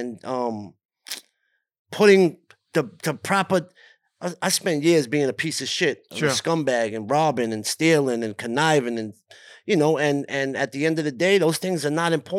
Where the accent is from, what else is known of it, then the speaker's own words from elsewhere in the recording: Brooklyn, New York, United States; Growing up in Brooklyn